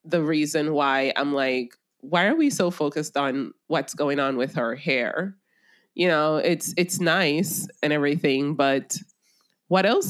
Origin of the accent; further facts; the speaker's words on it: Jamaica; I'm a Jamaican